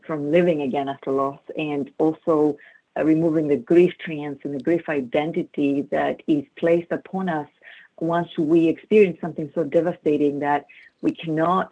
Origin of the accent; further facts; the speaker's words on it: Greece; English is a second language; moved away as an adult; also born or lived in United Kingdom; I grew up in Greece as a Greek Orthodox, kind of a traditional upbringing. This is where the accent is coming from